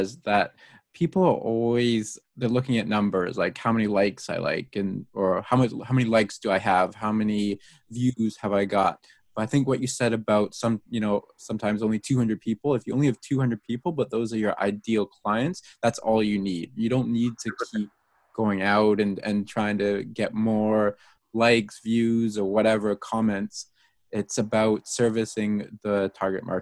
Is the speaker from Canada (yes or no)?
yes; Vancouver, British Columbia, Canada; I grew up in Vancouver, lived here my entire life